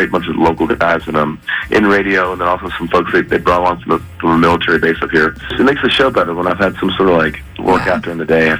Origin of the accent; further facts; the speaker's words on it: Arizona, United States; I'm big from Arizona